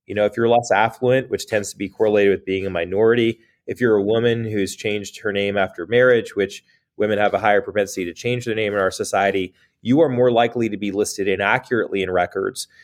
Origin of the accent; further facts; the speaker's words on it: United States; as an American